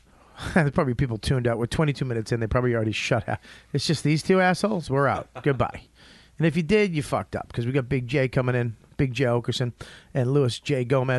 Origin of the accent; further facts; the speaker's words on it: Australia; And I'm from Australia.